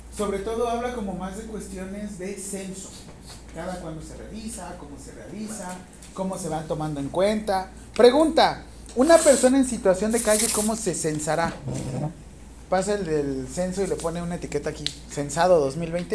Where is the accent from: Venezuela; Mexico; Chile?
Mexico; ¿Cuántos millones de mexicanos somos?